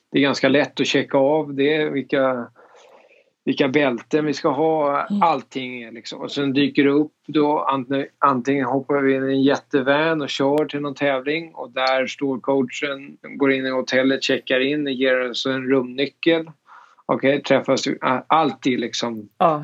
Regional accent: Danderyd, Stockholm County, Sweden; moved away as an adult; now in Augusta, United States; jag växte upp i Danderyd

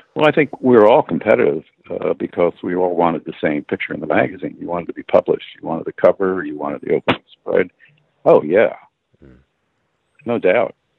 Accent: East Orange, New Jersey, United States; also born or lived in Temple, Texas; I was born in Temple, Texas, because my father was stationed there in the war. Then we moved to East Orange, New Jersey, uh, where I grew up

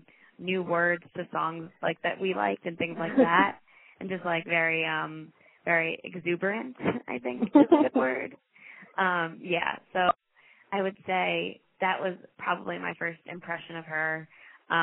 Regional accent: New York City, New York, United States; So do you mean like the biggest thing that like I didn't get to experience as a New Yorker?

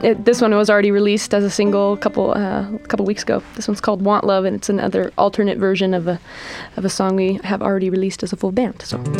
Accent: North Idaho, United States; born or raised there; moved away as an adult; now in Portland, United States

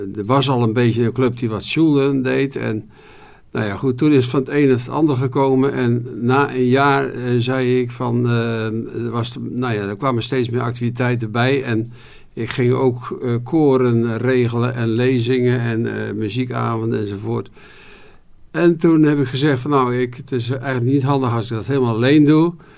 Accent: Goeree-Overflakkee, South Holland islands, Netherlands; now in Wolfheze, Netherlands; ik ben eh, geboren op de Zuid-Hollandse eilanden, Goede Overige

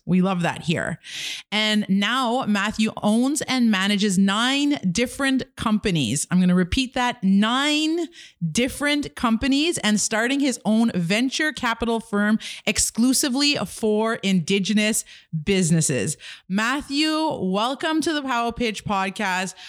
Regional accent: Kitigan Zibi, Quebec, Canada; I'm an entrepreneur from Kidagan, Zeebi, and Anishinaabe

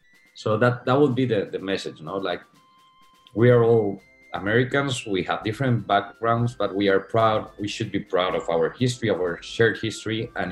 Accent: Spain; now in New York, United States; half Spanish, half American. My mother's Puerto Rican. And, you know, I grew up in Spain, but I go every summer to Puerto Rico, and now I live in New York.

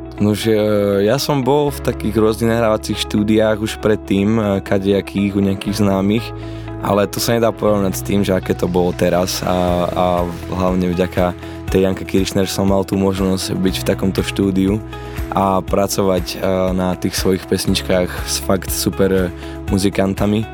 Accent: Lučenec, Banská Bystrica Region, Slovakia; Narodil sa mladý šuhaj v Lučenci

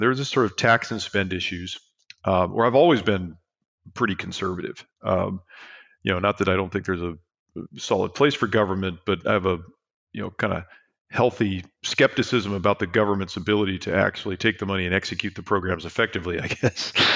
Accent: San Diego, California, United States; I grew up in San Diego

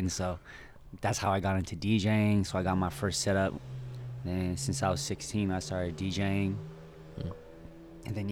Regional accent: Bay Area, California, United States; I'm originally from the Bay Area

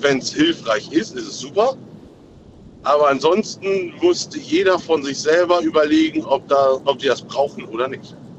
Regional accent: Aurich, Lower Saxony, Germany; aus Aurich

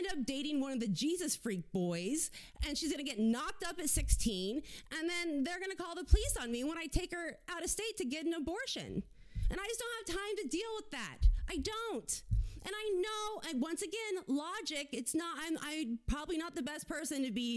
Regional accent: South Florida, United States; I grew up in South Florida

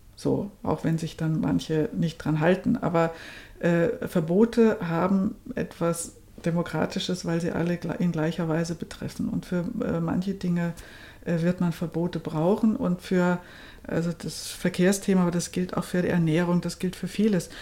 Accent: Germany; now in Austria; ich bin ja in, in Deutschland aufgewachsen

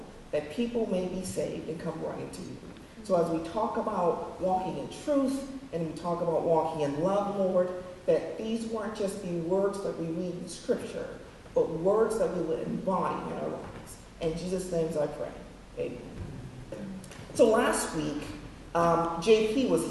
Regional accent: Woodland Hills, California, United States; moved away; in my home state of California. Actually, I lived in Woodland Hills, went to school in Woodland Hills

